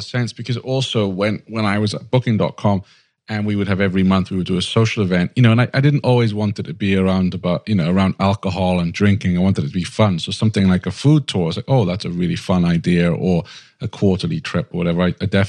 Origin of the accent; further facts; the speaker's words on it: Sweden; moved away as an adult; now in San Francisco, United States; so I moved to San Francisco from Sweden, didn't know my way around.